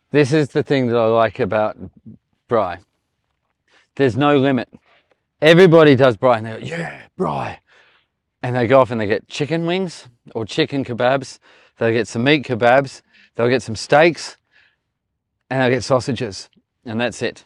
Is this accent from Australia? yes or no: yes; Australia; moved away; I'm Australian